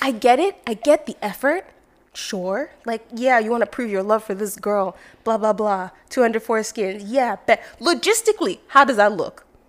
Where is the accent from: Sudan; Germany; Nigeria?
Nigeria; moved away; the mentality of being overly competitive as a Nigerian came because it is so competitive at home